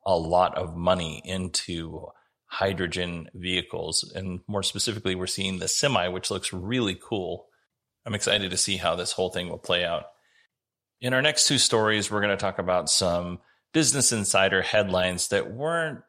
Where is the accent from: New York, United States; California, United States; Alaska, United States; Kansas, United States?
Alaska, United States; now in Arizona, United States; when I was a kid, I grew up in Alaska.